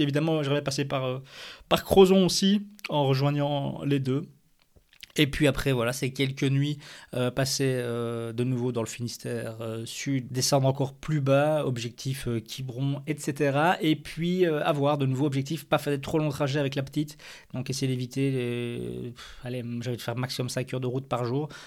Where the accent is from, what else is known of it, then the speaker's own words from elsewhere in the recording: Belgium; en tant que bon belge